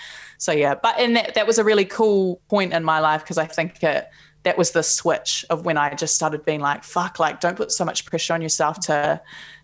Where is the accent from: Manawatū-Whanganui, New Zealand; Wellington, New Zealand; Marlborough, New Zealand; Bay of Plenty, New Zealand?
Manawatū-Whanganui, New Zealand; Palmerston North; now in Auckland, New Zealand; I grew up in Palmerston North